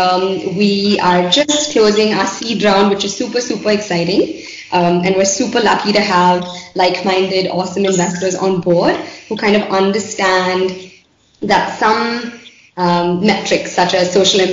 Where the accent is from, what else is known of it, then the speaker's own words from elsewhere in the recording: Bangalore, Karnataka, India; I grew up in Bangalore